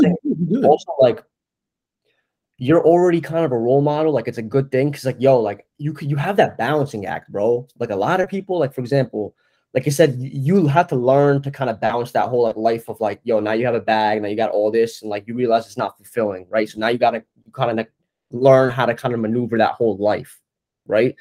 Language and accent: English; New Jersey, United States; moved away as an adult; now in Brooklyn, United States; I'm kid from New Jersey, North Jersey.